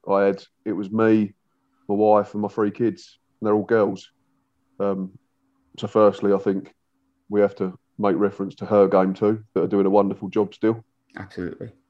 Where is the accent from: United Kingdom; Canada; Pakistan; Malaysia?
United Kingdom; England; it's not us being arrogant English people